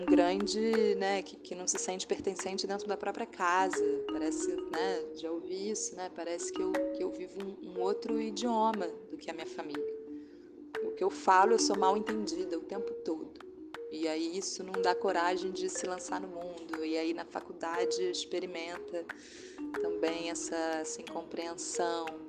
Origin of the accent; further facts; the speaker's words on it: Brazil; moved away as an adult; now in France; eu sou, não sou daqui, eu não sei se isso é normal, mas você me liga 10 da noite, eu não acho que isso é normal, de onde eu venho isso não é normal